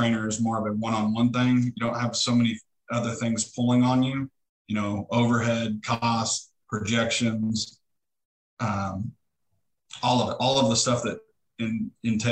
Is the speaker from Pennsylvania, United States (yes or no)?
no; Neosho, Missouri, United States; I'm from Neosho and I know a ton of people. I've done a lot of coaching in the community. I actually graduated from here